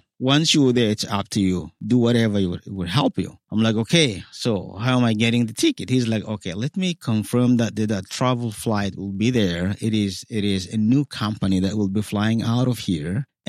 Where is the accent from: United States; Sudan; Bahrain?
Sudan; now in Egypt; So the option is, okay, go to the UN office, say, hey, you know, I came from Sudan.